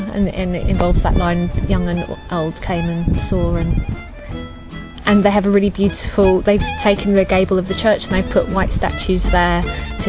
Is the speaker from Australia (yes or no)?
no; Ireland; I'm 32 and from Ireland